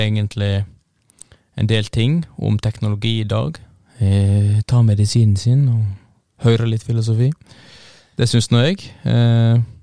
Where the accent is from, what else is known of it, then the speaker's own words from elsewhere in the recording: Førde, Vestland, Norway; jeg er fra litt utafor eh, en liten eh, puslete by som heter Førde